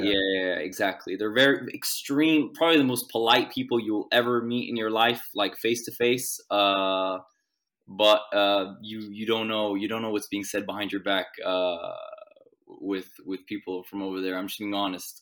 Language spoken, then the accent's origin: English; Sweden; moved away as an adult; now in Gdańsk, Poland; I moved here from Sweden, which is where I, I'm born and I was, I lived my whole life.